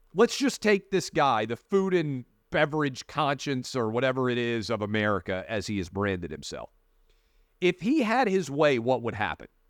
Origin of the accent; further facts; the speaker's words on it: Tennessee, United States; moved away; also born or lived in Northern Virginia; the fifth congressional district of Tennessee, my hometown congressman's office